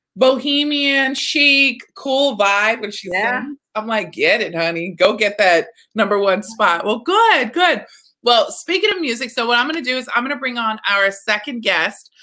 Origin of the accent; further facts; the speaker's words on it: Texas, United States; I'm from Texas